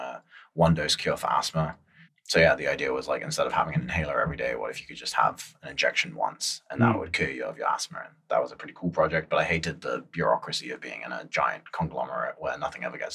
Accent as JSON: {"language": "English", "town": "Antakya", "region": "Hatay", "country": "Turkey", "tie": "born or raised there", "also_born_or_lived": "London", "moved": "yes", "lives_now": "San Francisco, United States", "said": "I'm Turkish. So my family lives on the southeast side of Turkey, a place called Antioch"}